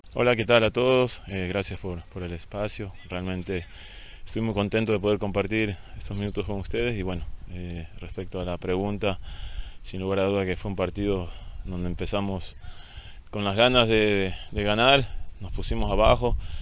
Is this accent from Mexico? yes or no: no; El Oro, Ecuador; estar aquí en mi tierra, sobre todo de representar a, un club con, grandes expectativas que está creciendo, que busca la grandeza. Eh, como lo es Orense, así que representar a mi provincia también significa mucho para mí.